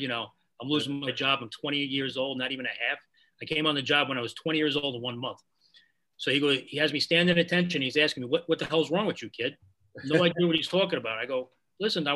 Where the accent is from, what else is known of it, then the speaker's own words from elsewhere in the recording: New York City, New York, United States; moved away as an adult; also born or lived in Putnam County, New York; I grew up in Bushwick, Brooklyn in the 70s and 80s